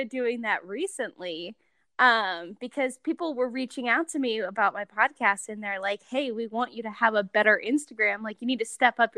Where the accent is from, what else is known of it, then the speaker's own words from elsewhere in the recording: Ohio, United States; now in Salt Lake City, United States; I'm from Ohio